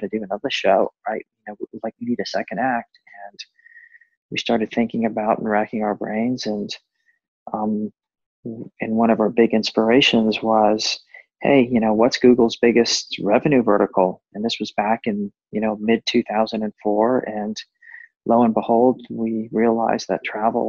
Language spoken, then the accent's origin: English; United States; moved away as an adult; also born or lived in Asia; I'm an American